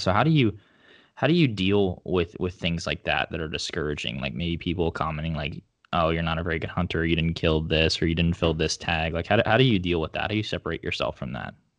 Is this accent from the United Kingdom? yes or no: no; northeast Oklahoma, United States; there's a lot of um, segmented land where I grew up in like northeast Oklahoma